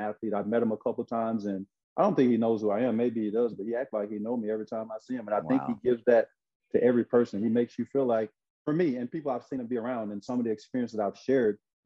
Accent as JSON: {"language": "English", "town": "Brinkley", "region": "Arkansas", "country": "United States", "tie": "born or raised there", "also_born_or_lived": "Memphis, Tennessee", "moved": "as an adult", "said": "Growing up in Arkansas, like you said, 1 hour and 4 minutes between Memphis and Little Rock"}